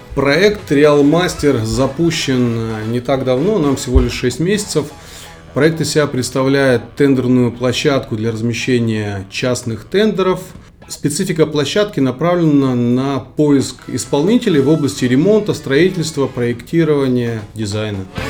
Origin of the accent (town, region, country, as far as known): Kyrgyzstan; born or raised there; moved away